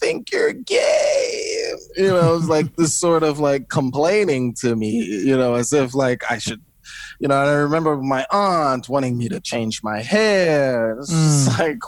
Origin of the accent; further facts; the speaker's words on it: New Jersey, United States; I was born in New Jersey